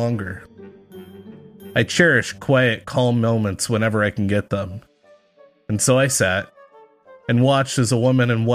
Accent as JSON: {"language": "English", "region": "Texas", "country": "United States", "tie": "born or raised there", "said": "I grew up in the South, Texas"}